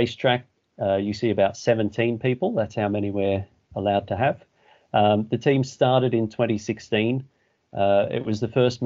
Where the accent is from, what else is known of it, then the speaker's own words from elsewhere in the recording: Australia; moved away as an adult; now in England, United Kingdom; I'm from Australia